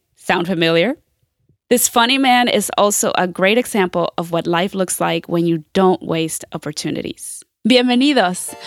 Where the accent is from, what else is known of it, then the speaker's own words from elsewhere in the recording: Groveport, Ohio, United States; Groveport, Madison, which is where I went.